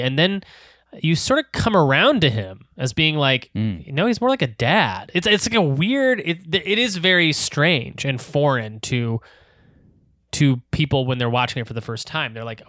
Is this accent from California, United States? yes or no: yes; Torrance, California, United States; born there; It's like south of LA. I was born in Torrance, actually. Oh. I was born in Torrance Memorial Hospital.